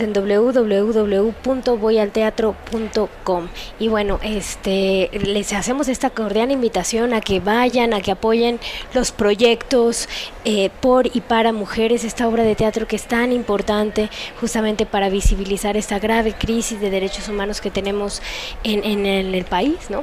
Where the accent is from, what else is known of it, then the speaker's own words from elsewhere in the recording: Mexico; como mujeres mexicanas